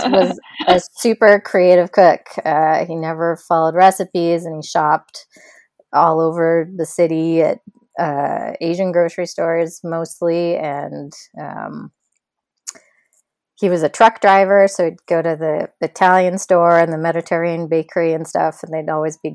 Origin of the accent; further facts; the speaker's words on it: Edmonton, Alberta, Canada; moved away as an adult; I grew up in Edmonton, Alberta, so like in the prairies, in Canada. That part definitely I left when I was 18.